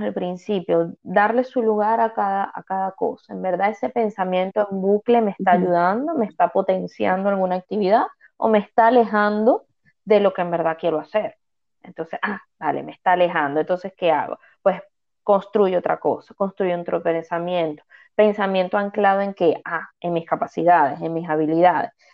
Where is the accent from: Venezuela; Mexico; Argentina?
Venezuela; now in Canary Islands, Spain; soy migrante, yo soy venezolana, emigré